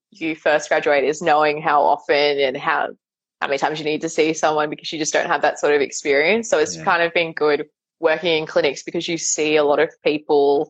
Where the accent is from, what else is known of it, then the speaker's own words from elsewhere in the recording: south of Sydney, New South Wales, Australia; also born or lived in England; 5 minutes from where I grew up